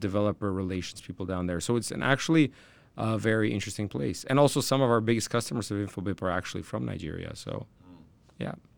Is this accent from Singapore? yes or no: no; Canada; I'm from Canada